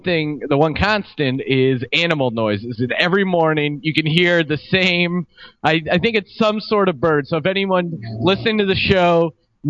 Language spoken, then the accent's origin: English; United States; as an American